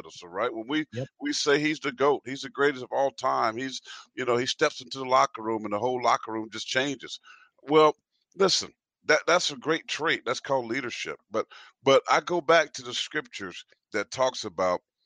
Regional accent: South Carolina, United States; from Payson, South Carolina, with 10 brothers and sisters, mom that adopted 3 kids on top of hers, you know, just poor family that loved Jesus with the church

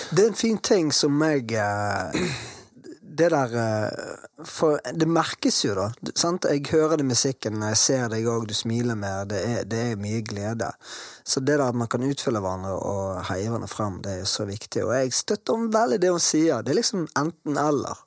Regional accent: Bergen, Vestland, Norway; bergensere så vi er jo glad i å prate veldig mye

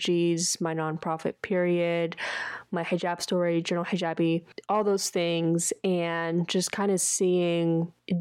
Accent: Dallas–Fort Worth area, Texas, United States; I was born and raised in Texas in the DFW area

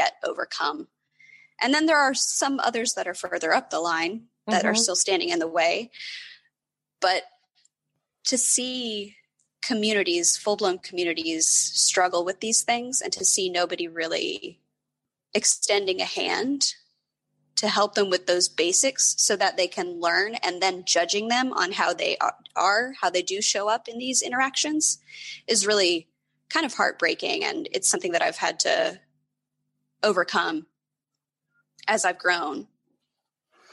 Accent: Appalachia, United States; moved away; I grew up in Appalachia and poverty is very widespread

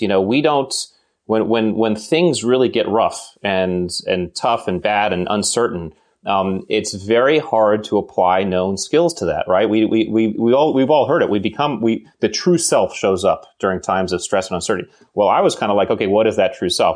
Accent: Connecticut, United States; I grew up in New England and, uh, we are, you know, you know, nice, nice town in Connecticut

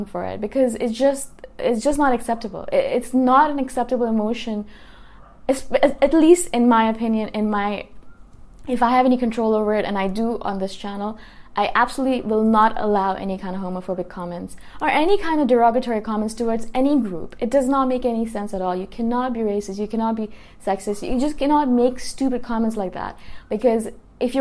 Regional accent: Toronto, Ontario, Canada; now in Thailand; I come from Toronto, and I'm living in Thailand right now

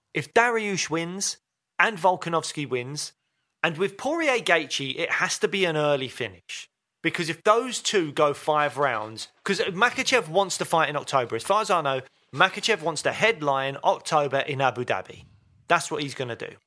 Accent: United Kingdom; we're British

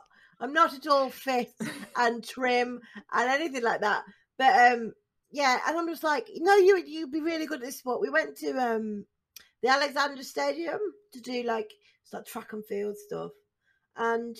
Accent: Staffordshire, West Midlands, United Kingdom; I'm from Staffordshire as well

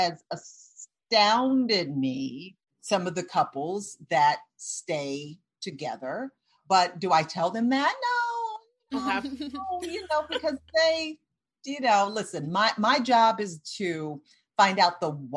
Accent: Detroit, Michigan, United States; moved away; also born or lived in Atlanta; So when I grew up in Detroit, Michigan

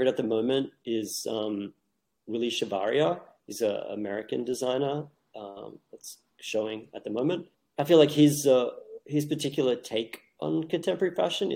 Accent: Australia; moved away as an adult; now in New York, United States; I grew up in Australia into my late 20s. I moved to New York in my late 20s

